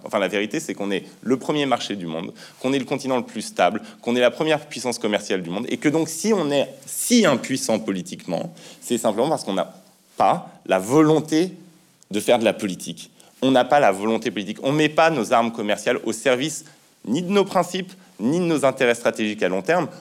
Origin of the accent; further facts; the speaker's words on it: France; quand on est français, même si on vient d'extrêmement loin, si sa famille euh, est euh, immigrée, comme la mienne par exemple